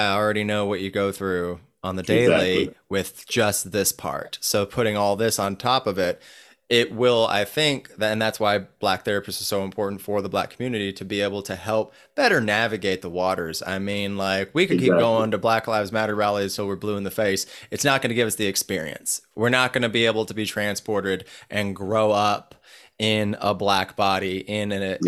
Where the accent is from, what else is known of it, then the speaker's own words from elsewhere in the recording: Northern California, United States; growing up in Northern California